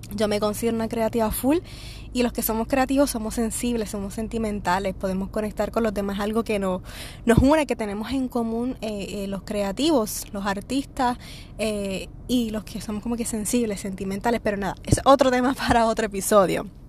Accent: Puerto Rico; yo soy de Puerto Rico.

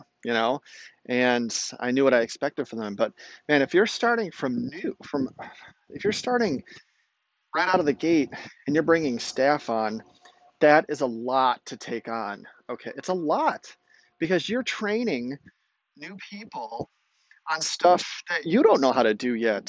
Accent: outside of Chicago, Illinois, United States; I grew up outside of Chicago

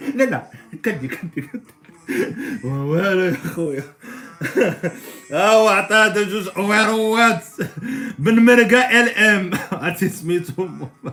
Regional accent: Morocco; عندنا في المغرب

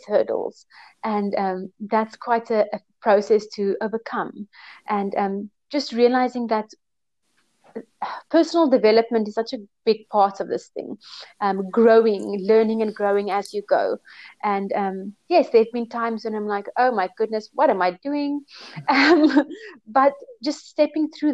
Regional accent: Cape Town, Western Cape, South Africa; moved away as an adult; also born or lived in South Korea / Thailand; Yes, I am from Cape Town, South Africa. I was born here. I grew up here.

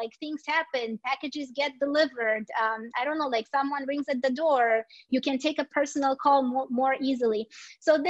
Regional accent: Romania; moved away; I am the co-founder of a small startup in my home country in Romania

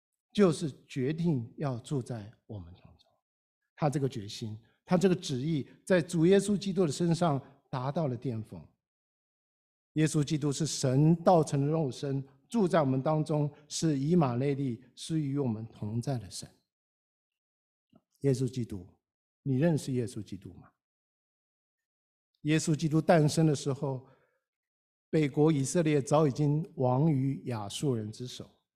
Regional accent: China; 我们中国人讲了几千年天人合一

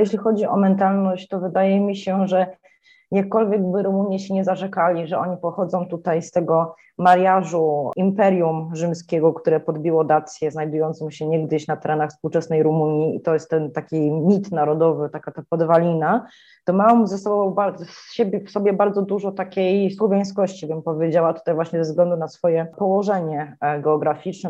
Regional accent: Poland; moved away as an adult; now in Bucharest, Romania; jestem z Polski, że tu się przeprowadziłam

